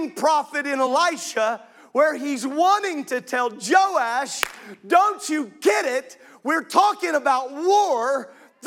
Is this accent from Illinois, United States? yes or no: yes; Illinois, United States; I grew up in Illinois